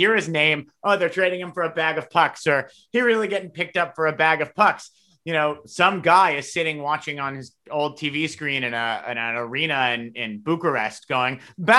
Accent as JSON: {"language": "English", "country": "Canada", "said": "we live in Canada. We're Canadian."}